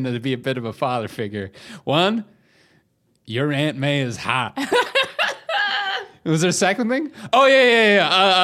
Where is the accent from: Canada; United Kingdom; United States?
Canada; we're from Canada